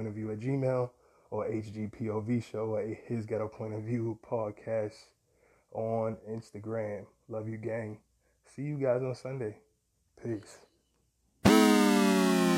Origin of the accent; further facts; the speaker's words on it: New York City, New York, United States; as a New Yorker